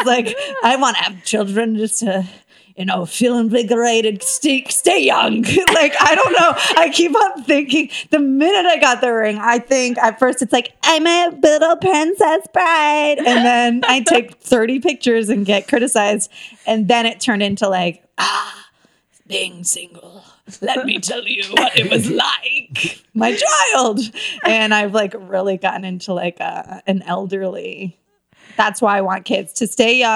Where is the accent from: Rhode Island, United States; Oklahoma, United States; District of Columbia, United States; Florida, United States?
Florida, United States; Tampa; now in Los Angeles, United States; I'm from originally, it's embarrassing, from Florida